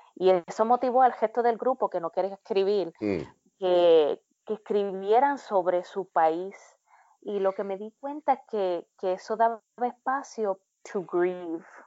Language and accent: Spanish; Puerto Rico; moved away as an adult; now in United States; cuando yo me fui de Puerto Rico